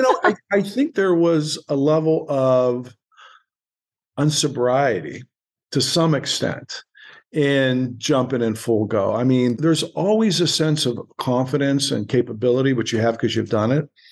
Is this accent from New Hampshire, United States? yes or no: no; Boardman, Ohio, United States; moved away as an adult; also born or lived in Homestead, Pittsburgh, Pennsylvania / New York City; now in Ojai, United States; boardman ohio which is a suburb of youngstown ohio real mm-hmm. blue collar kind of roots